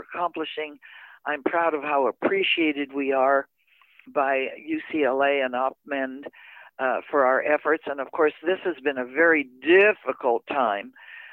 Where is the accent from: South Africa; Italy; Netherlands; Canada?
Canada; Verdun, Quebec; moved away; also born or lived in Montreal; I was born in Montreal, Canada.